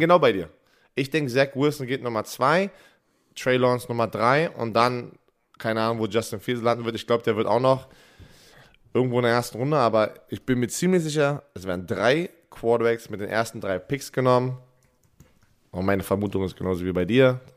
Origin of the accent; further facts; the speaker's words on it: Germany; bei uns in Deutschland